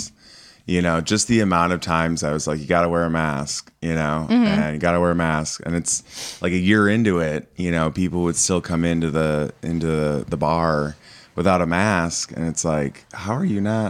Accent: Midwest, United States; And, you know, I grew up in the Midwest, so 9/11 is obviously sensitive

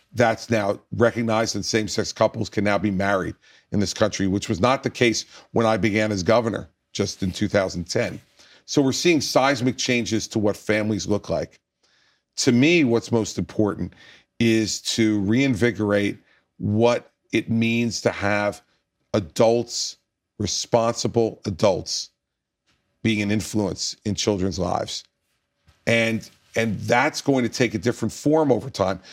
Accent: New Jersey, United States; my home state of New Jersey

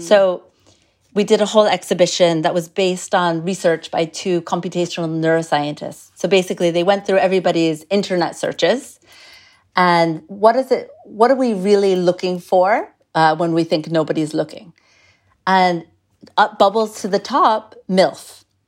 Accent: United States; I'm American

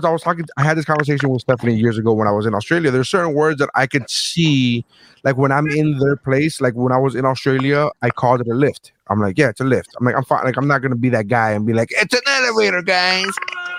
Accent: Miami, Florida, United States; I'm from Miami

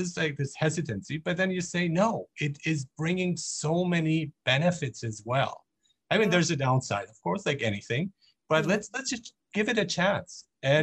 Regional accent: Nuremberg, Bavaria, Germany; I grew up in Germany, in Nuremberg

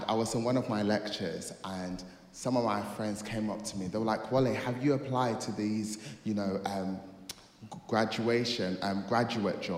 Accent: Nigeria; I am a Nigerian kid

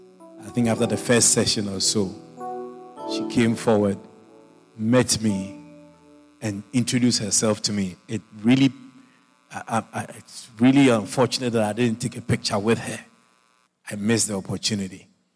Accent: Australia; So I listened to your message. I'm from Australia. I couldn't believe my ears.

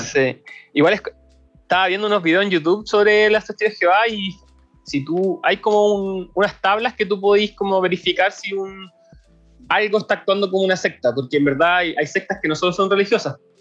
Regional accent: Chile; Nosotros somos los chilenos

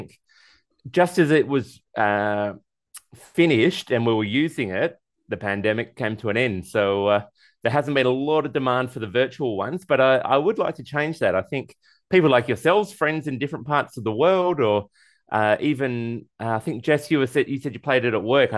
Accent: Australia; I'm Australian. I say Caribbean, not Caribbean.

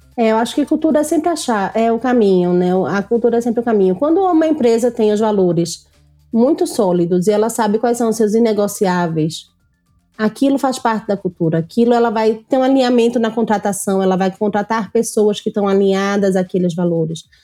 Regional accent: Pernambuco, Brazil; born or raised there

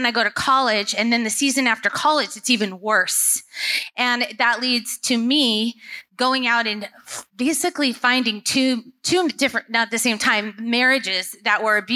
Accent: Southern California, United States; now in Portland, United States; I was raised in Southern California

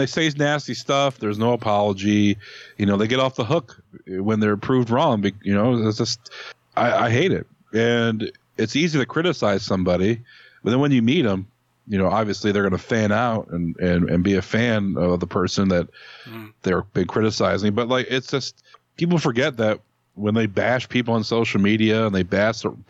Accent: Cleveland, Ohio, United States; I'm from Cleveland

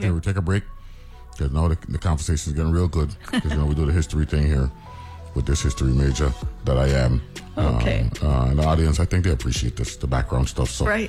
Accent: New York, United States; now in St. Croix, US Virgin Islands; Of course, everybody on the station knows that I was born in New York. You know what I'm saying? A part of that migration of Virgin Islanders who were born in New York.

